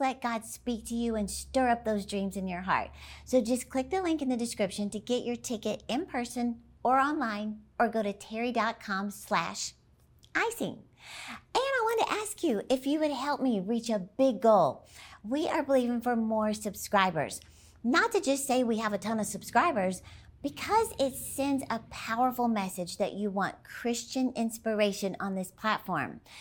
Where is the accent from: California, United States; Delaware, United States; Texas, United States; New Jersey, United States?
Texas, United States; Dallas; my hometown of Dallas, Texas